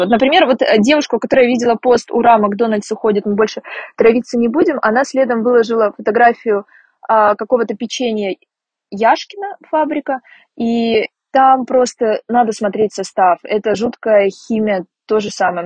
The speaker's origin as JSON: {"language": "Russian", "town": "Rostov-on-Don", "region": "Rostov Oblast", "country": "Russia", "tie": "born or raised there", "said": "Я вообще выросла в Ростове-на-Дону"}